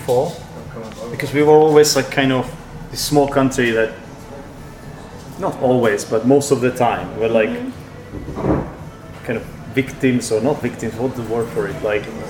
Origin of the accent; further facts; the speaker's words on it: Czechia; Because we used to be Czech.